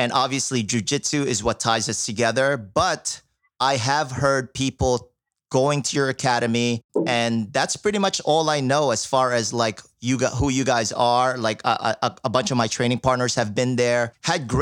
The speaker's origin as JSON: {"language": "English", "town": "Lucena", "region": "Calabarzon", "country": "Philippines", "said": "I'm from the Philippines as well"}